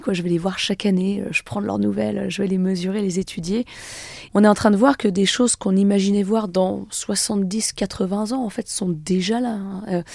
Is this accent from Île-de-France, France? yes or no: no; Annecy, Auvergne-Rhône-Alpes, France; je suis née à Annecy, j'ai grandi dans un petit village pas très loin